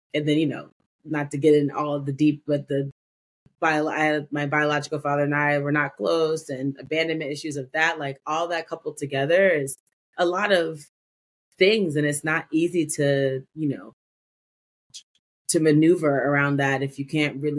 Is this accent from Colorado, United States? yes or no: no; Evanston, Illinois, United States; I was born in a suburb of Chicago called Evanston.